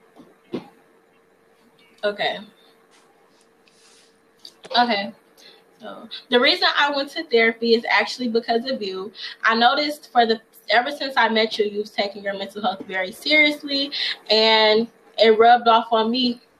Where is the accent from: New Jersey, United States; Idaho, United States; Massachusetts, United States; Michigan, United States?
Michigan, United States; Detroit; from Detroit, Michigan.